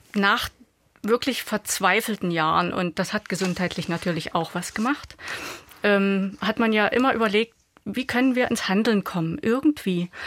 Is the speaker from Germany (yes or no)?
yes; Ostritz, Saxony, Germany; mein Heimatort, mein ehemaliger Ostritz